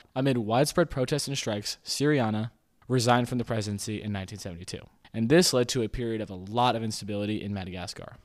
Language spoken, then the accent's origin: English; United States; I am an American